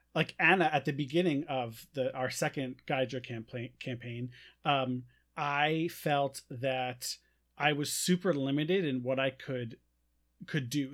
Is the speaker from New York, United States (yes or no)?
yes; New York, United States; now in Iowa, United States; living in Iowa. I'm I'm from New York